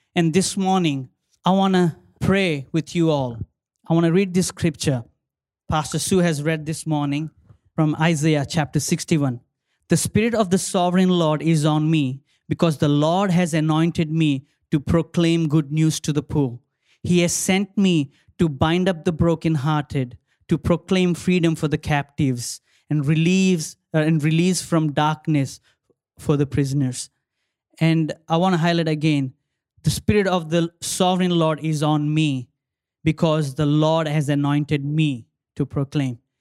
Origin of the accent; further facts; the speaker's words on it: India; now in Australia; my country, my home country, um, India, I say India is my motherland, Australia is my mother-in-law land